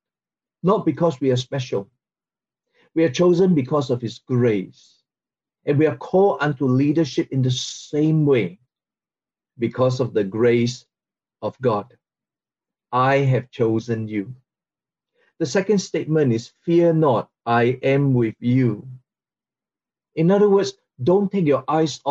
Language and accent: English; Singapore; from Singapore